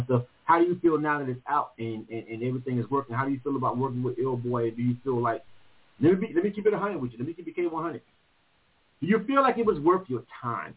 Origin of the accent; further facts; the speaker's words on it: Panama City, Florida, United States; now in Atlanta, United States; I'm from Panama, uh, Florida